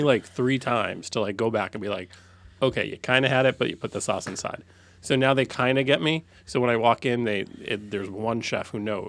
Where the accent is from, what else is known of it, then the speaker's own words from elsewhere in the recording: New Hampshire, United States; I'm from New Hampshire. Maple syrup.